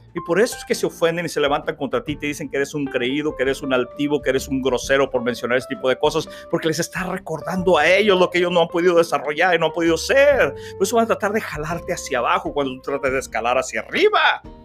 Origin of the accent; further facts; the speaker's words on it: Reynosa, Tamaulipas, Mexico; mi ciudad natal, Reynosa, Tamaulipas, México